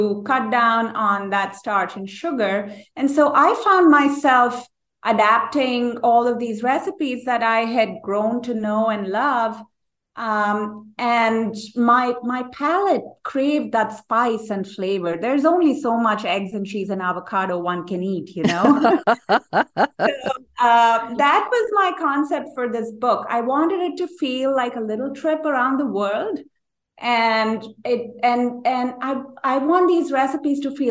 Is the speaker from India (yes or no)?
yes; India; moved away as an adult; also born or lived in New York City; now in United States; I grew up in India